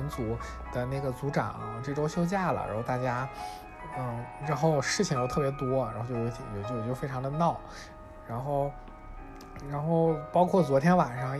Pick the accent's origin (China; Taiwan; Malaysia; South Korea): China; 就是作为中国人朋友，我在这边也不太多